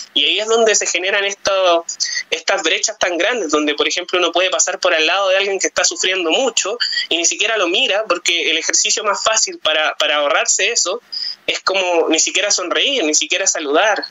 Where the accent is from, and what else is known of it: Chile